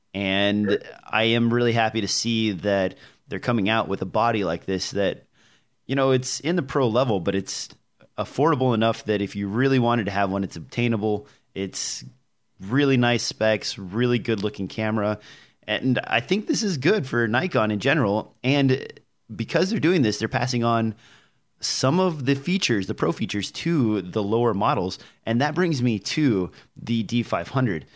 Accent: Nebraska, United States; I'm from Nebraska

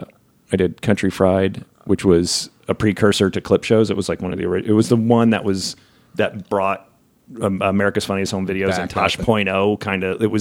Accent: New Jersey, United States; also born or lived in Memphis, Tennessee; I mean, I'm Italian from Jersey, but I'm not an Italian from Jersey.

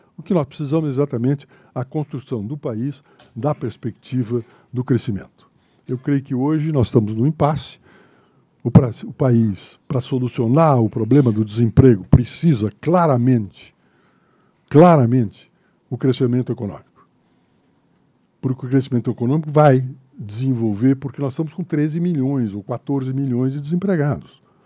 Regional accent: Santa Maria, Rio Grande do Sul, Brazil; moved away; Eu que vim de Santa Maria da Boca do Monte, Santa Maria é da Boca do Monte

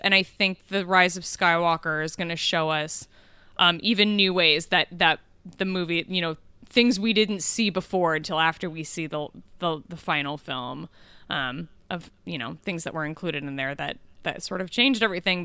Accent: Kansas City, United States; moved away; I grew up in Kansas City

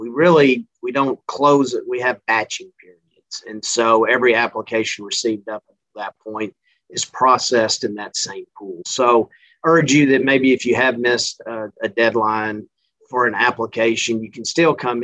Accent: Central Texas, United States; moved away as an adult; also born or lived in Mississippi / Louisiana; now in Missouri, United States; This accent is not from Missouri. I'm originally from Central Texas

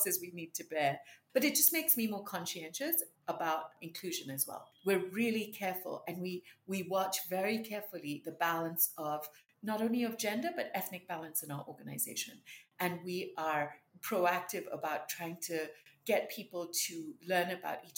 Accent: Kenya; moved away as an adult; also born or lived in United States; When I was growing up, you know, Indians were very, very deliberately targeted, and wasn't a great time to be an Indian in Kenya

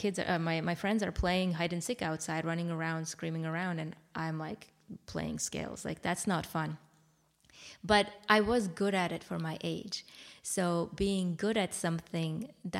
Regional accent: Armenia; moved away; I'm from Armenia. It was the time where, when I was little, about 5 years old, is when the Soviet Union collapsed

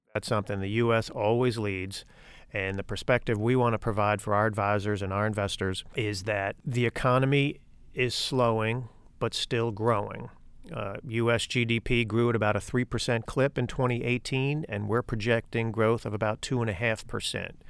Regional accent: New York City, New York, United States; now in Fort Mill, United States; I was born in the Bronx, so my affiliations lie accordingly.

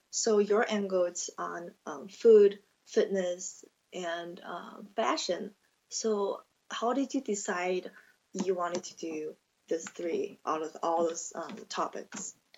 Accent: China; English is a second language; moved away as an adult; also born or lived in Indiana, United States; now in Nevada, United States; I'm from China, and I have been in the States around six and a half years now.

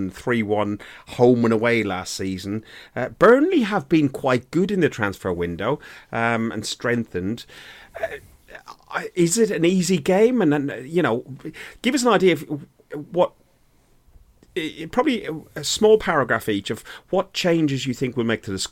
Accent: Ireland; I'm an Irishman

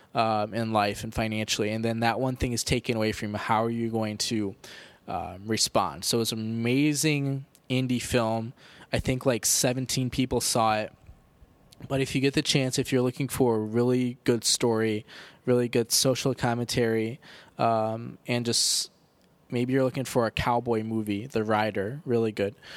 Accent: United States; 'cause we're American

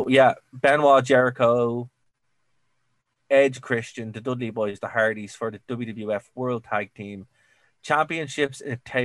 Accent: Ireland; I'm Irish.

